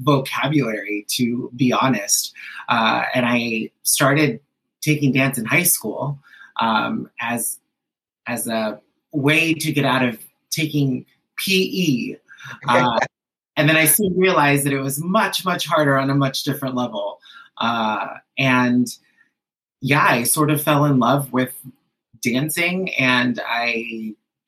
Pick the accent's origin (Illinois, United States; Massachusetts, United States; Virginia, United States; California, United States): California, United States; Anaheim; first language Spanish; English is a second language; I went to Patrick Henry Elementary, and then I went to Sycamore Junior High, and then Anaheim High School, and I'm back again. It's like I never left. My first language was Spanish up until second grade